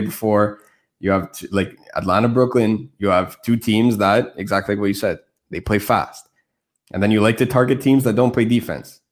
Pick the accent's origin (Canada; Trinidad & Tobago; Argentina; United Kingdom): Canada; Montreal, Quebec; I speak French. I'm from Montreal.